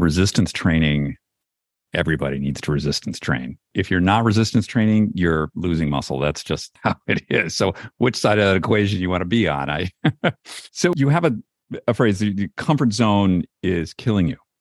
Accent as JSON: {"language": "English", "region": "East Coast", "country": "United States", "tie": "born or raised there", "said": "I'm an East Coast guy. I grew up in the East Coast"}